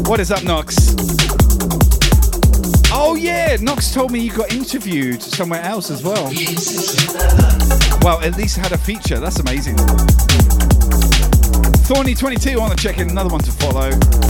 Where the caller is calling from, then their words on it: Brisbane, Queensland, Australia; I'm streaming from Brisbane, the other side of the country, Australia.